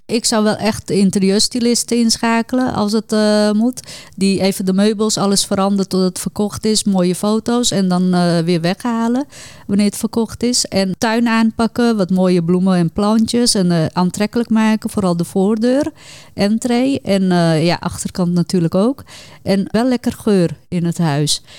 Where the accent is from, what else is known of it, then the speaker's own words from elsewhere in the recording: Suriname; ik ben Hindoestaans, kom uit Suriname